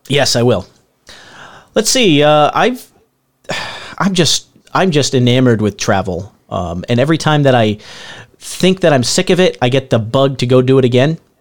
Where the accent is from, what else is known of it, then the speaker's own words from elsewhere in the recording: Northeast, United States; moved away; I grew up in the Northeast